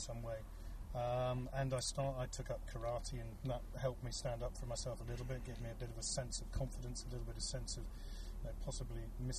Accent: United Kingdom; As those listening can tell, I'm clearly British

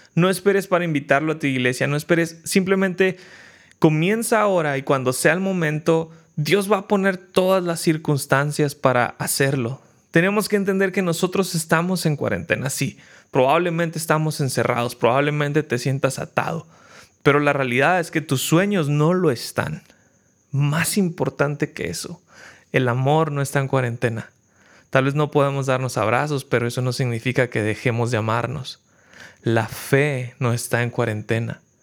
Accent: Mexico; En México estamos

